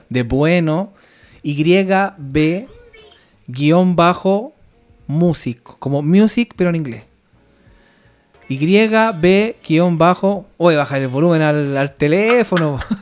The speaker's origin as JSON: {"language": "Spanish", "region": "Valparaíso", "country": "Chile", "tie": "born or raised there", "moved": "as an adult", "lives_now": "Stockholm, Sweden", "said": "Somos dos chilenos que viven acá en Estocolmo, Suecia"}